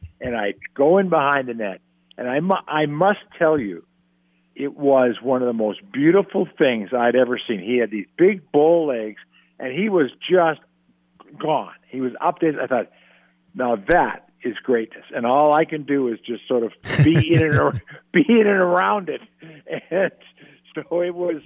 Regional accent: San Diego, California, United States; moved away; I grew up in San Diego.

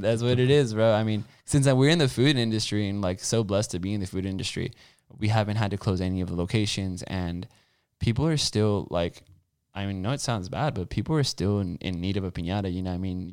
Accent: California, United States; I'm from California, like, and I won't leave California

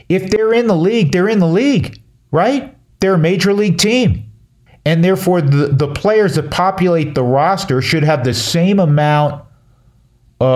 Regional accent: New York, United States; moved away; I'm from back east. I'm from New York.

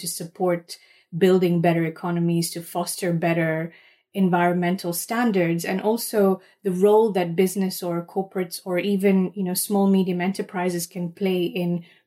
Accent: Kenya; moved away; my roots where I was raised in Kenya

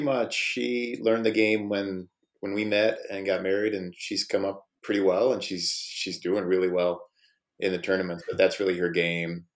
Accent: Midwest, United States; I'm from the Midwest

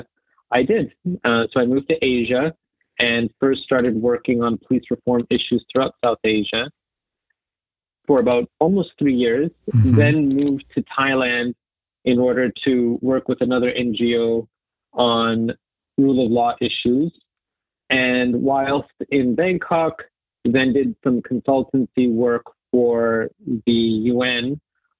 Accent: Toronto, Ontario, Canada; moved away as an adult; now in New York, United States; I'm originally from Toronto and grew up there

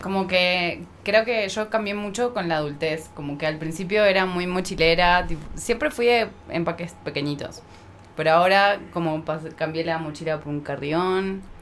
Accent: Buenos Aires, Argentina; also born or lived in Tucumán; yo crecí en Buenos Aires, pero mi familia es de Tucumán, del norte.

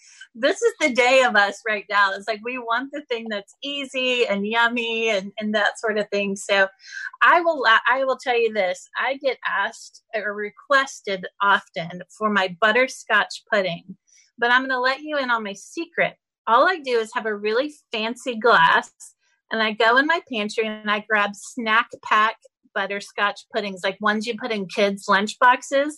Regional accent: Texas, United States; I'm such a Texan

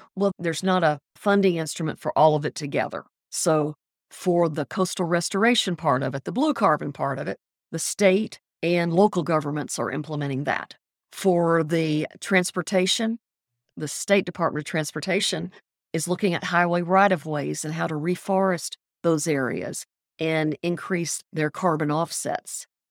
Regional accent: Biloxi, Mississippi, United States; moved away as an adult; also born or lived in Texas; now in Louisiana, United States; I grew up in Biloxi, Mississippi, went to college in Louisiana and Mississippi and Texas

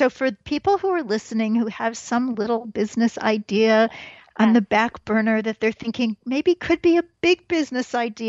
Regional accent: Kansas City, Missouri, United States; We're from Kansas City, Missouri, so no matter how long we've been vegan

